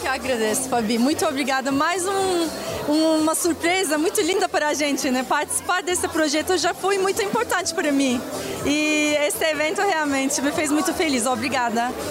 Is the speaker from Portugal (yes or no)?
no; Turkey; Portuguese is a second language; now in Brazil; Eu sou da outro outro continente, eu vim aqui da Turquia